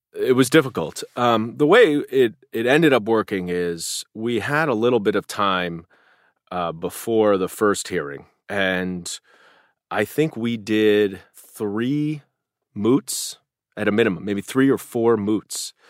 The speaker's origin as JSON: {"language": "English", "town": "New York City", "region": "New York", "country": "United States", "said": "as a New Yorker"}